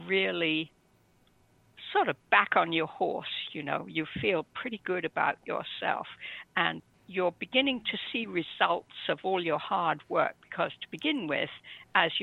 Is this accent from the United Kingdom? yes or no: yes; England, United Kingdom; I was brought up in England, stiff upper lip and all